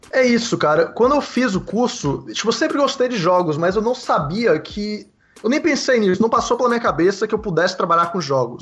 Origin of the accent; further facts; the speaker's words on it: Salvador, Bahia, Brazil; moved away as an adult; now in Vancouver, Canada; eu fiz a publicidade e propaganda em Salvador, eu sou de Salvador